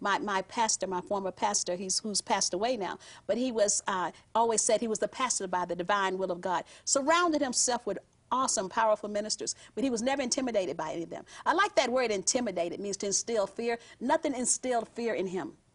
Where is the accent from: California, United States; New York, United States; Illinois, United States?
California, United States; Southern; I'm from Southern California